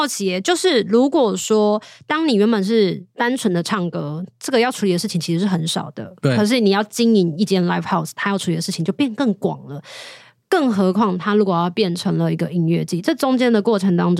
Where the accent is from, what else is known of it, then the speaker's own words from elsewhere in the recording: Taiwan; 我是台湾人，